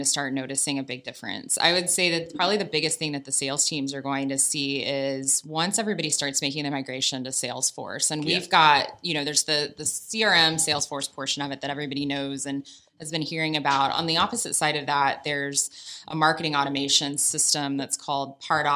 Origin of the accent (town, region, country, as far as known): Australia